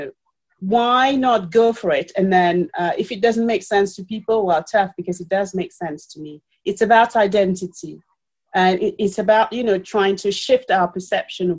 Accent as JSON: {"language": "English", "town": "Paris", "region": "Île-de-France", "country": "France", "tie": "born or raised there", "also_born_or_lived": "Cameroon", "moved": "as an adult", "lives_now": "United Kingdom", "said": "I was born in Cameroon, and I grew up in Paris, and I live in the UK"}